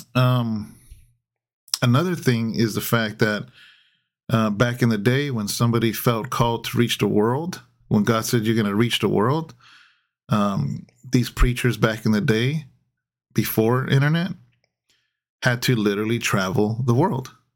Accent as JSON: {"language": "English", "region": "California", "country": "United States", "tie": "born or raised there", "said": "being a Californian"}